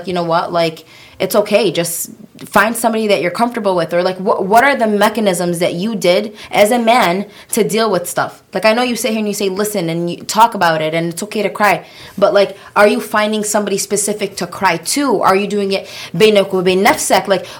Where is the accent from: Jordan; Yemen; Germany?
Yemen; We're from Yemen